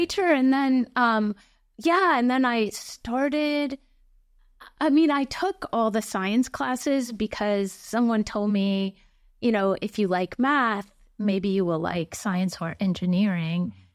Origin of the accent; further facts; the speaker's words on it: Lake Mills, Wisconsin, United States; moved away; I grew up in a very small town in Wisconsin